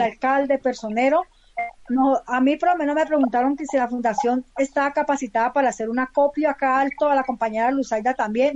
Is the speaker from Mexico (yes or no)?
no; Palmira, Valle del Cauca, Colombia; now in Bogotá, Colombia; yo soy del Valle del Cauca, soy de Palmira